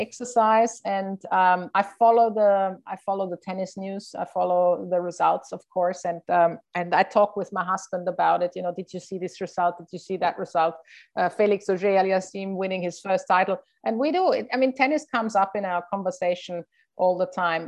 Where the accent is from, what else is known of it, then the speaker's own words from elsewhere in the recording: Innsbruck, Tyrol, Austria; I played in my hometown in Innsbruck